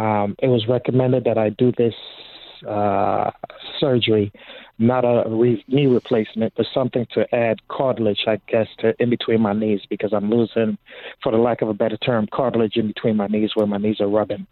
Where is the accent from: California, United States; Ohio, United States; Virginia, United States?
California, United States; Compton; also born or lived in Torrance; I went to a small Catholic school in Compton.